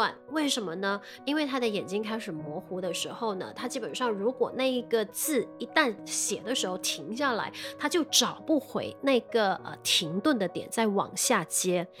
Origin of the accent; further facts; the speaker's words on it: Malaysia; 我们马来西亚这边